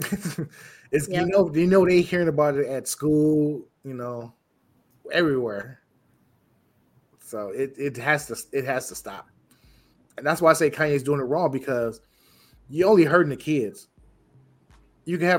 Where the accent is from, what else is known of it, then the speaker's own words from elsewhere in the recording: Illinois, United States; I'm from Illinois.